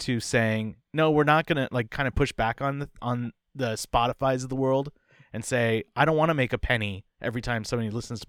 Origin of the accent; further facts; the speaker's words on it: San Francisco Bay Area, California, United States; I grew up in the San Francisco Bay Area, and we used to go to Gilman all the time